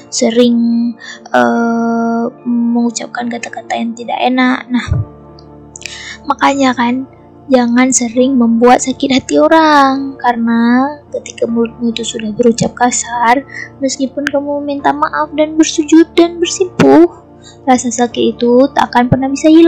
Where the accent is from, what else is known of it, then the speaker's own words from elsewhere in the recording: Aceh, Indonesia; aku bakal ceritain tentang sosok gaib yang sangat masyur di daerahku, yaitu Aceh.